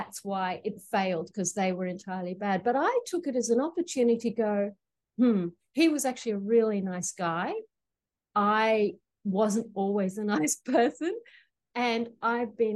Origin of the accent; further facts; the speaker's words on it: Australia; now in Queensland, Australia; I'm calling from Gubbi Gubbi Country in Queensland. So as you can tell, I am from down under.